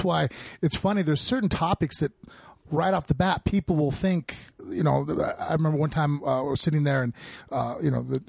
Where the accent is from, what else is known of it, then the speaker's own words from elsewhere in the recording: Las Vegas, Nevada, United States; I was born and raised there.